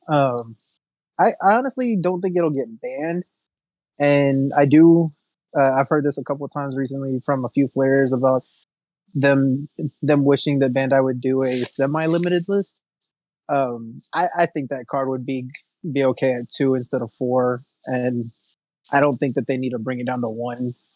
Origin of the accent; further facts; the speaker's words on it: Houston, Texas, United States; I'm from Houston